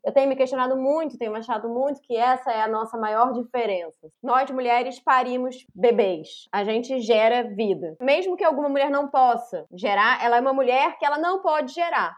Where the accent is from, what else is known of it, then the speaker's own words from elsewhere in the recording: Rio de Janeiro, Brazil; Nasci em Laranjeiras, na cidade do Rio de Janeiro, em 1983